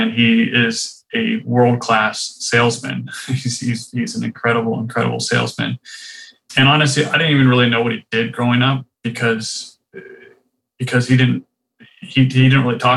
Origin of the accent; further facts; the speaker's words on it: Rancho Santa Fe, California, United States; moved away as an adult; also born or lived in Riverside County, California / North Carolina; I grew up in the town that's called Rancho Santa Fe in California